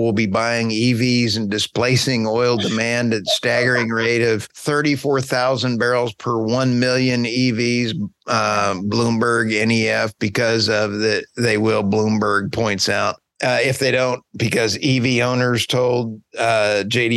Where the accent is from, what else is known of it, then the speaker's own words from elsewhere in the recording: United States; I'm Oklahoma Texan